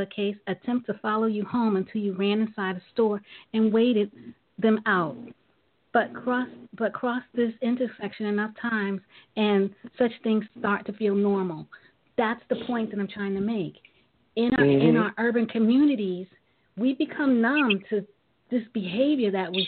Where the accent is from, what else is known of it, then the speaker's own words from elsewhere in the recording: New York City, New York, United States; I was born and raised in Brooklyn, New York